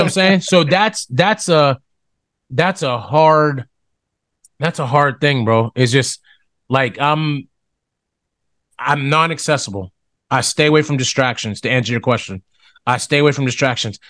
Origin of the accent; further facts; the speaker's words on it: Smithfield, Ohio, United States; now in Orlando, United States; I grew up in Smithfield, Ohio, Steubenville Byway, Smithfield, Ohio Valley, I just say, just say Ohio Valley. Born and raised